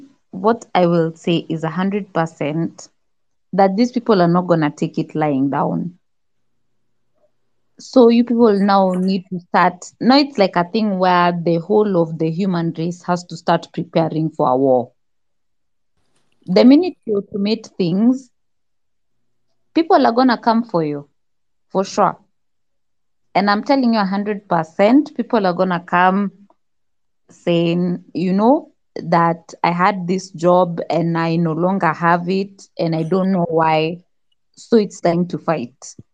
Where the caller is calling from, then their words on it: Nairobi, Kenya; I'm talking from Nairobi, Kenya.